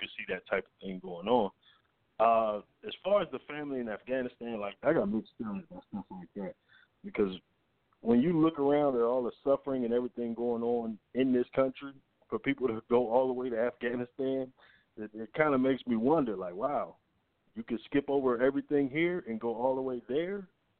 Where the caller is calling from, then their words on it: Atlanta, Georgia, United States; from Atlanta.